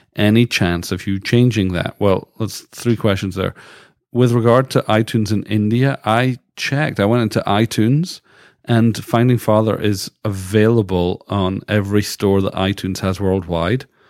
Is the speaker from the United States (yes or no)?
no; United Kingdom; moved away as an adult; now in Canada; as a British person, we never had Thanksgiving. So when I moved to Canada first